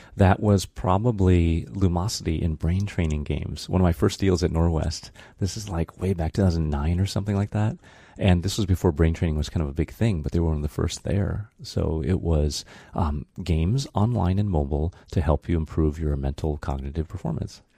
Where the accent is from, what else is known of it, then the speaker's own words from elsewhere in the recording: Brighton, Michigan, United States; moved away; also born or lived in Japan; growing up in Brighton, it was tough